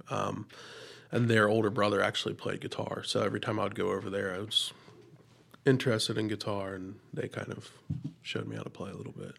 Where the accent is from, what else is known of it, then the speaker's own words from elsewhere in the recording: Jackson, United States; I was born and raised in Jackson